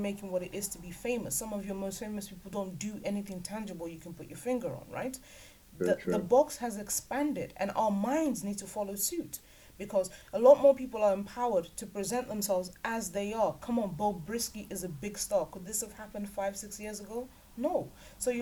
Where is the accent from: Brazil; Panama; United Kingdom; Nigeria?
Nigeria; we're Nigerian